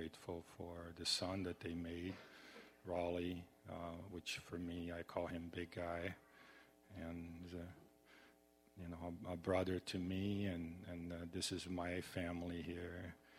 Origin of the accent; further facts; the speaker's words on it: Brazil; I'm originally from Brazil, and I'm very humbled and always felt very happy to go to their home